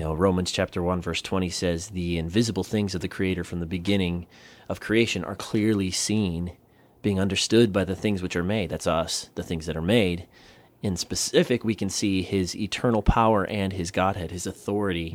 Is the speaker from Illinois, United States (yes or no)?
no; Southern Wisconsin, United States; moved away as an adult; now in Guam; I'm from Southern Wisconsin